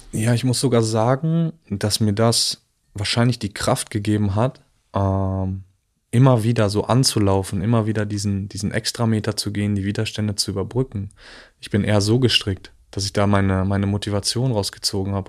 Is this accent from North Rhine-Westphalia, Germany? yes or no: yes; village near the Dutch border, about 15 minutes from Arnhem, North Rhine-Westphalia, Germany; moved away as an adult; also born or lived in Italy; now in Berlin, Germany; bin aufgewachsen im Dorf, das letzte Dorf vor der holländischen Grenze